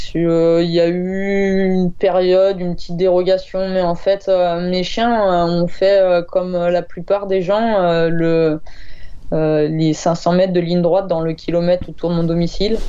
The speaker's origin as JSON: {"language": "French", "area": "Ardèche", "region": "Auvergne-Rhône-Alpes", "country": "France", "said": "je suis d'Ardèche."}